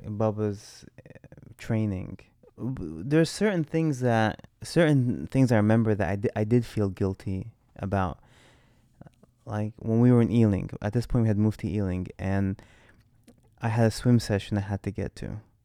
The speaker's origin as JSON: {"language": "English", "country": "United States", "moved": "as an adult", "lives_now": "London, United Kingdom", "said": "as the American coming to London"}